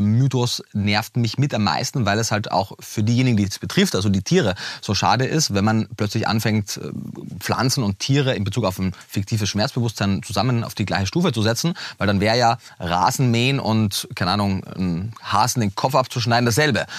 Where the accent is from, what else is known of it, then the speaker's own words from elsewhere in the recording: Austria; moved away; also born or lived in Vienna; ich bin, bin Österreicher, habe damals äh, in Wien gelebt